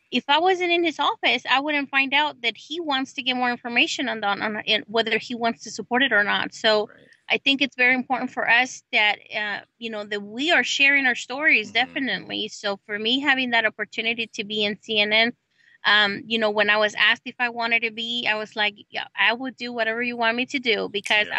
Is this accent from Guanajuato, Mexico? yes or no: yes; Celaya, Guanajuato, Mexico; also born or lived in Oklahoma; now in United States; I come from Celaya, Guanajuato, Mexico